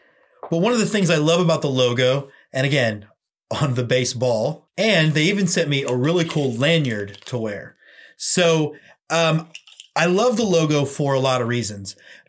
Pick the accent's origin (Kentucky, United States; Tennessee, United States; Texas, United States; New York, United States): Texas, United States; And I think that coonskin cap ties enough into my identity as a Texan that it just grabbed me.